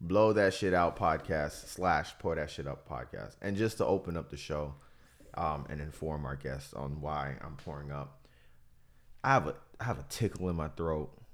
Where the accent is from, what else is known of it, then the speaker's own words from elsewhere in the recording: Miami, Florida, United States; now in Tampa, United States; I'm from Miami